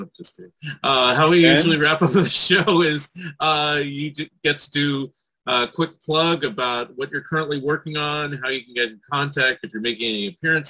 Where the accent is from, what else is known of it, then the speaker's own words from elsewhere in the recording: San Francisco Bay Area, California, United States; now in Oregon, United States; I'm in Oregon now, but I grew up in the San Francisco Bay Area, but also Southern California a little bit.